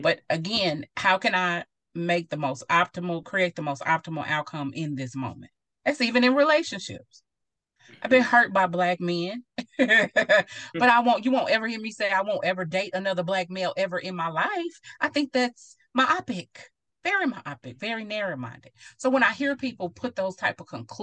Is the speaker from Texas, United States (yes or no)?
yes; Mount Pleasant, Texas, United States; moved away as an adult; also born or lived in Nebraska; I'm from Mount Pleasant, Texas